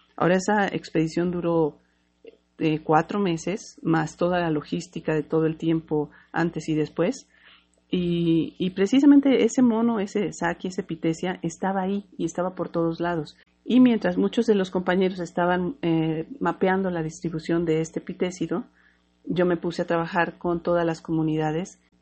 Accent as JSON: {"language": "Spanish", "country": "Mexico", "said": "soy mexicana"}